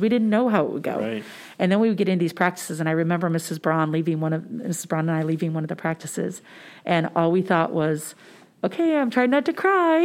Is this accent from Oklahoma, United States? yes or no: no; St. Charles County, St. Louis area, Missouri, United States; I actually grew up in St. Charles County